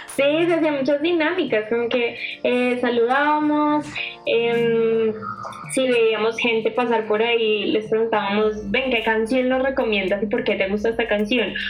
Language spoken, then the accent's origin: Spanish; Bogotá, Colombia; yo nací acá en Bogotá